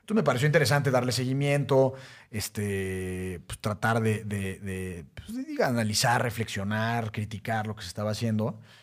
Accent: Mexico

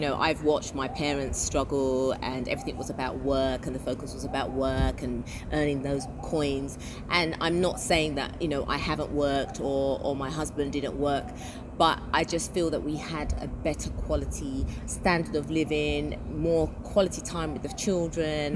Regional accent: London, United Kingdom; moved away as an adult; now in United Arab Emirates; I'm from the UK. I come from London.

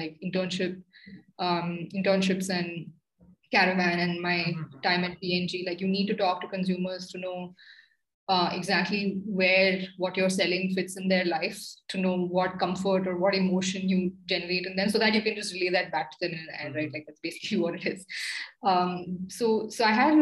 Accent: India; as an Indian

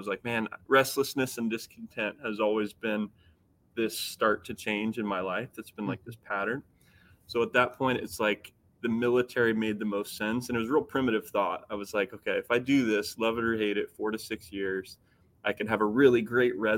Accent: Midwest, United States; I grew up here in the Midwest

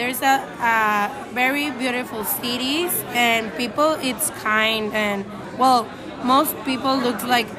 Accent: Guadalajara, Jalisco, Mexico; we are from Mexico, Guadalajara.

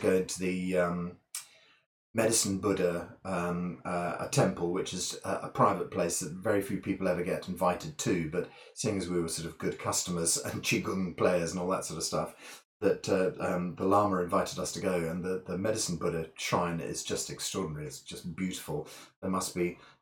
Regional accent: Scottish Borders, Scotland, United Kingdom; now in Bath, United Kingdom; I was brought up in the Scottish borders

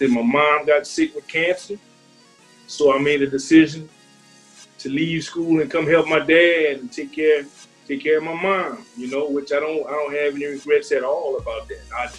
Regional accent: Lafayette, Louisiana, United States; I was born and raised in Lafayette, Louisiana. Went to Acadiana High. Well, first I went to Holy Rosary Institute.

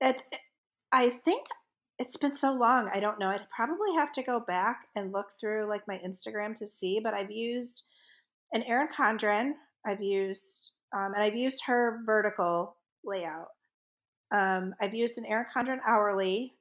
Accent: the North, United States; accent: northern; also born or lived in the South (US); now in US South; my northern accent comes out when I talk to people from the North

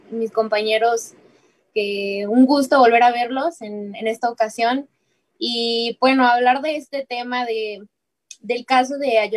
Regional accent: Mexico; hay que preocuparnos como sociedad, como pueblo mexicano

